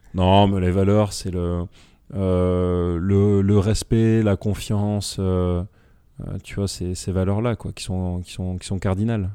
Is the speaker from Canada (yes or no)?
no; France; on est français